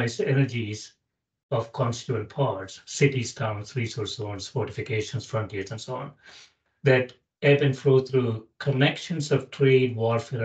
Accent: South India, India; I grew up in South India

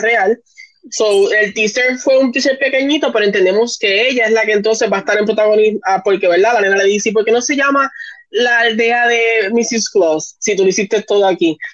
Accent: Puerto Rico; también en Puerto Rico nosotros somos un poquito latinos, nos gusta compartir un poquito más.

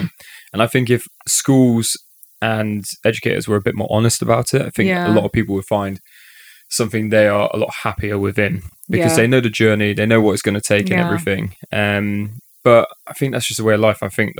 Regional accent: Wales, United Kingdom; I'm actually Welsh, so like, you know, we're just going down the coal mines right down.

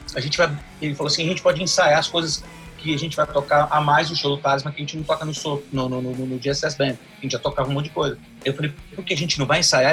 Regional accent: Brazil; eu sou do Brasil

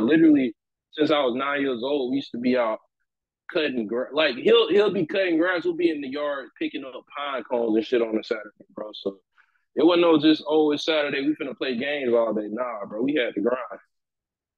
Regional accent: Perry, Georgia, United States; I'm from a small little country town in Georgia called Perry

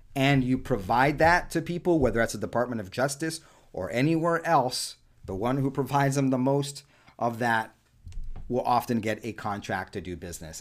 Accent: New York City, New York, United States; first language Spanish; English is a second language; moved away; Born and raised primarily the first half of my childhood in and around Spanish Harlem, New York City

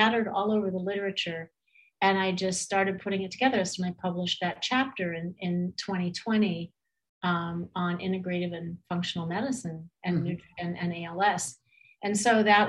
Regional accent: California, United States; I grew up in California

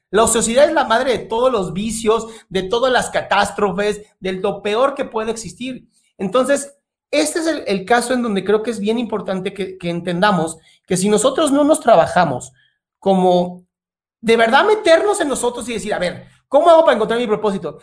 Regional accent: Mexico; soy mexicano también, no parezco, pero soy mexicano

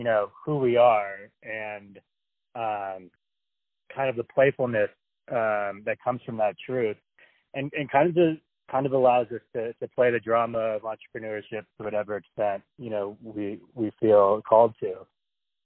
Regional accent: San Francisco, California, United States; moved away as an adult; also born or lived in Santa Barbara, California; now in New Mexico, United States; So I live in New Mexico now, but I'm from San Francisco. So I was kind of born into that world

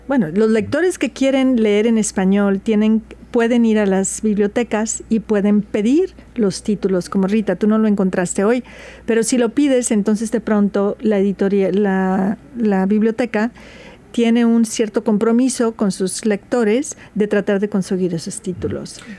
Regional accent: Veracruz, Mexico; now in Seattle, United States; soy jarocha de Veracruz, México

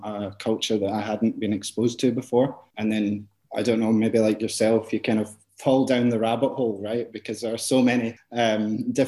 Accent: Glasgow, Scotland, United Kingdom; I am from Scotland, from Glasgow

